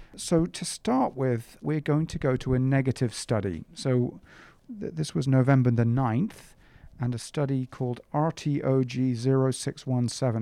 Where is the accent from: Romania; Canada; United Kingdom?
United Kingdom; England; moved away; I grew up in England